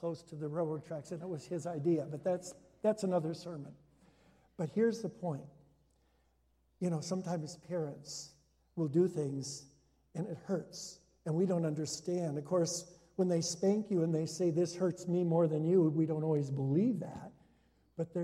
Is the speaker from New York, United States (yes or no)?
no; Hudsonville, Michigan, United States; now in Orland Park, United States; I was growing up in Hudsonville, Michigan, my dad's first church was in Hudsonville. We went there when I was a year old.